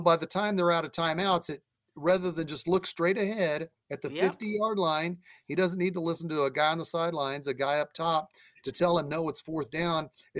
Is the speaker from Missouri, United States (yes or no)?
yes; Independence, Missouri, United States; I'm from Independence, Missouri.